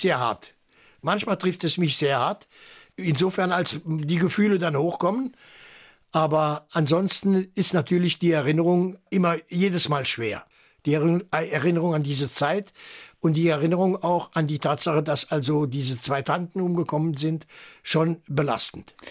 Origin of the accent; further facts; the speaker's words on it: Saarland, Germany; first language French; also born or lived in Agen, France / Saarbrücken; ich bin Saarländer, ich bin Deutscher